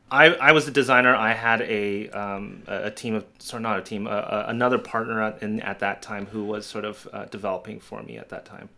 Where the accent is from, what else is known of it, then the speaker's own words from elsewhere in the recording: Canada; I'm a Canadian